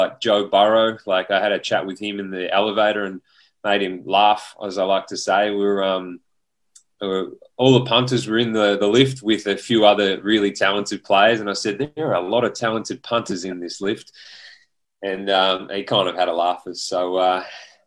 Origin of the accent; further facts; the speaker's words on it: Bunyip, Victoria, Australia; moved away as an adult; also born or lived in Houston, United States; I grew up in Bunyip, played footy for the Bulldogs